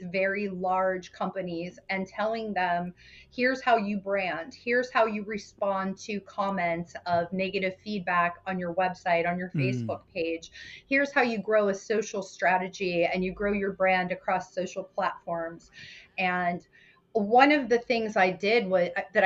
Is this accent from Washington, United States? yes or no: no; Pennsylvania, United States; also born or lived in Brooklyn, New York (family); I grew up in Pennsylvania